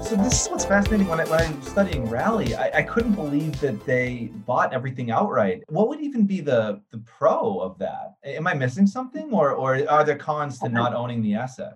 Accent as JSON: {"language": "English", "town": "Boston", "region": "Massachusetts", "country": "United States", "tie": "born or raised there", "said": "So I grew up in Boston, actually, 23 years"}